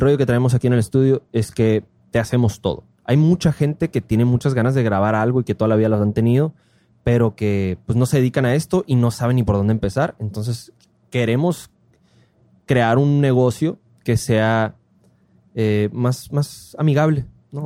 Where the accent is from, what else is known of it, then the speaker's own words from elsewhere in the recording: Ciudad Obregón, Sonora, Mexico; soy de Obregón